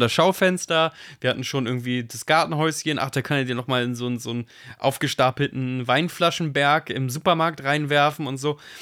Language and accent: German; Germany; ich bin Deutscher